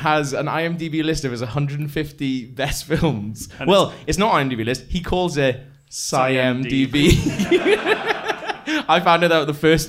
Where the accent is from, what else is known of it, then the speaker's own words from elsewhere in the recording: Wales, United Kingdom; I like to say that I'm Welsh